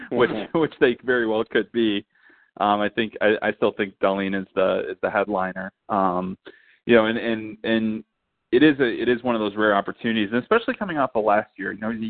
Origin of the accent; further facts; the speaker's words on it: United States; cause obviously I'm American